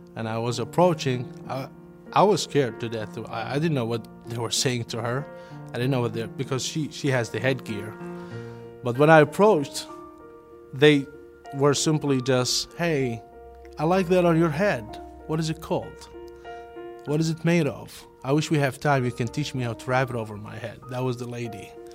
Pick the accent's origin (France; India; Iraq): Iraq; Karbala, Karbala Governorate; English is a second language; moved away as an adult; now in United States; I grew up in a small town called Karbala, it's to the southeast of, of Baghdad